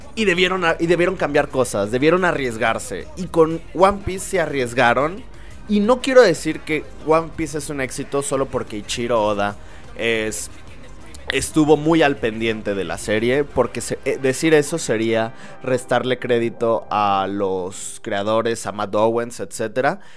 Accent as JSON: {"language": "Spanish", "region": "Aguascalientes", "country": "Mexico", "said": "Soy de Aguascalientes"}